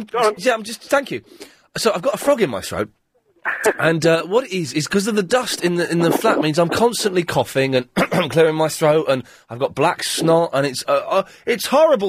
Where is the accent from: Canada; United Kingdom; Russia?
United Kingdom; Slough, South East England; I grew up in the Britwell estate.